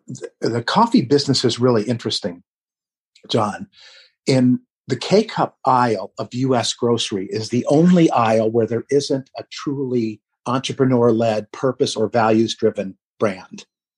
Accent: Vermont, United States; they're from my home state of Vermont as well.

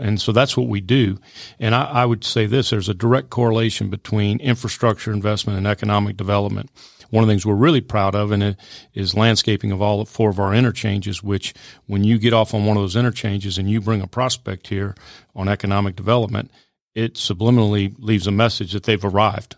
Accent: New Orleans, Louisiana, United States; moved away as an adult; now in Alpharetta, United States; I grew up in New Orleans, went to L S U

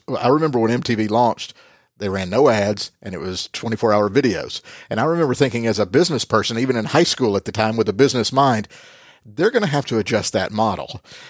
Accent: Rome, Lazio, Italy; born there; I was born in Rome.

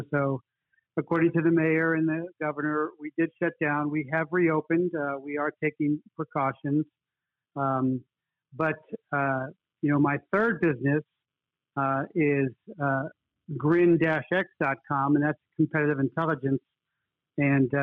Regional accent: Cincinnati, Ohio, United States; now in Tucson, United States; I was born in Cincinnati, Ohio

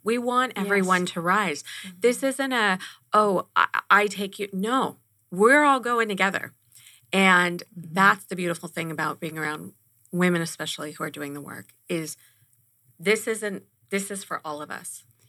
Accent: Los Angeles, California, United States; now in Arizona, United States; growing up in Los Angeles and my generation

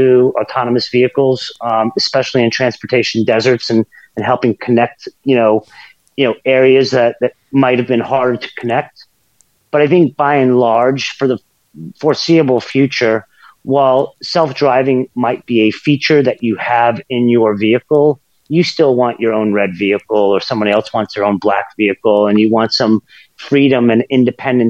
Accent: United States; As an American

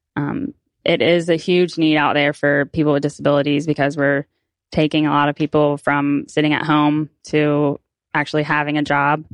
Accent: Pensacola, Florida, United States; I'm from Pensacola

